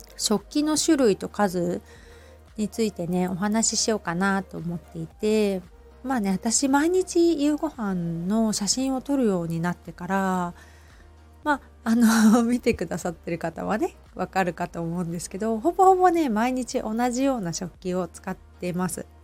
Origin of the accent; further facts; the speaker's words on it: Hamamatsu, Shizuoka, Japan; now in Kamakura, Japan; 私はね浜松出身